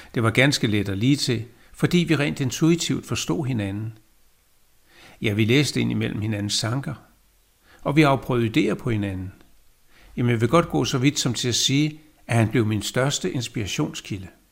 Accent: Copenhagen, Capital Region of Denmark, Denmark; jeg er født i København. Landet hedder Danmark

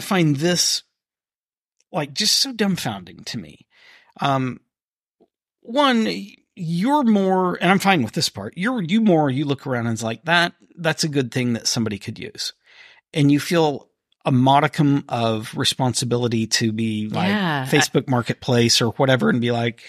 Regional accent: East Coast, United States; born there; I was not born here. I was born on the East Coast.

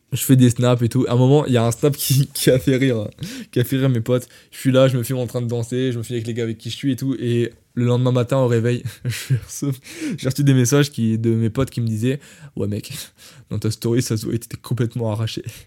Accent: France; je suis français

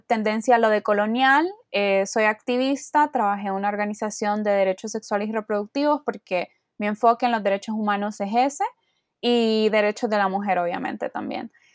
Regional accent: Honduras; soy de Honduras, tengo 21 años

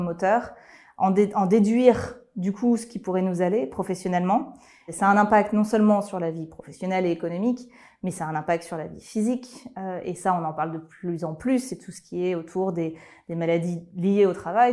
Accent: Lyon, Auvergne-Rhône-Alpes, France; je suis lyonnaise d'origine

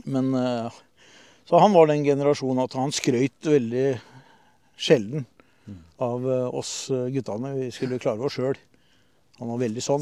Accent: Horten, Vestfold, Norway; also born or lived in Oslo; now in Skien, Norway; jeg er født i Horten ja. i 64

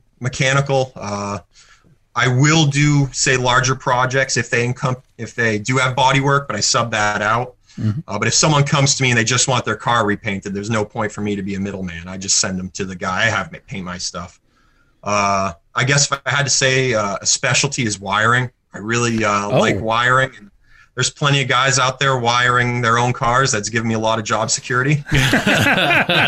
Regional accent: Maine, United States; moved away as an adult; also born or lived in Massachusetts; the mortgage for my 3,000 square foot shop that I live in Maine

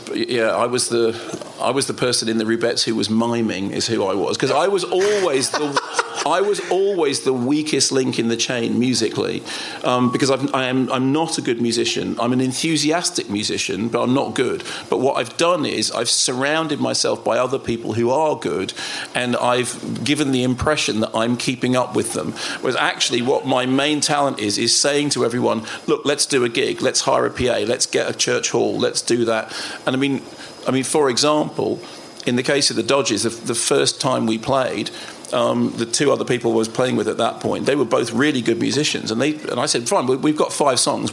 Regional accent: London, United Kingdom; moved away; also born or lived in Finchley; So originally, my train station was Finchley Central, and then we went up towards High Barnet, up Totteridge Way

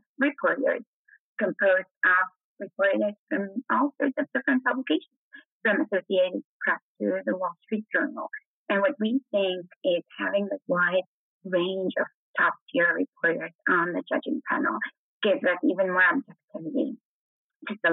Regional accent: Poland; moved away; also born or lived in Netherlands / United Kingdom; I'm from Poland originally

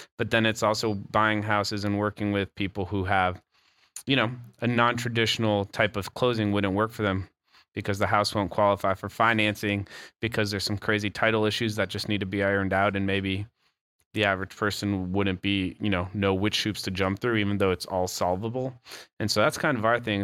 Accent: Bogotá, Colombia; also born or lived in Canada; now in Asheville, United States; I grew up in Bogota, Colombia

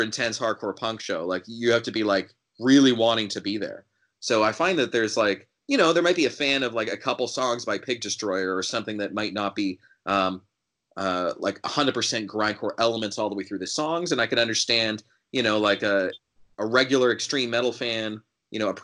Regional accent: Canada; this might sound like a bias because I'm from Canada

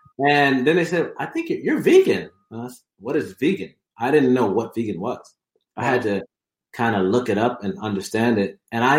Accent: Jamaica; also born or lived in Alabama, United States; but I was born in the U.S. And so I was born in Alabama. We lived there for a couple of years, about seven to nine years. And we then moved to Jamaica

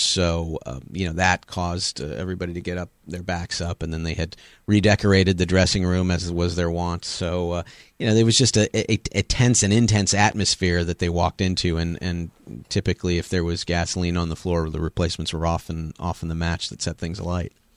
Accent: Los Angeles, California, United States; also born or lived in Chicago / Seattle; now in Memphis, United States; I grew up on the West Coast in Los Angeles

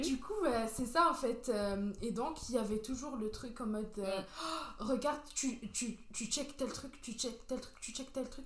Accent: Béjaïa, Béjaïa Province, Algeria; moved away; J'ai grandi en Algérie, plus précisément à Béjaïa.

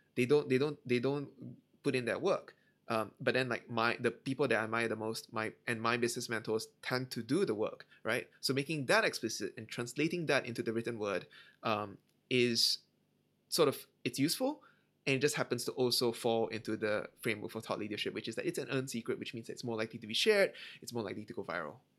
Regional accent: Malaysia; I, Malaysian, I grew up in Malaysia

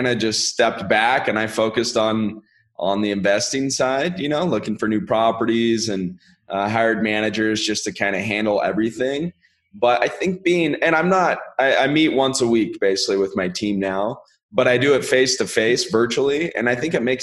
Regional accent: Sacramento, California, United States; I'm from Sacramento originally, and that's where I started investing

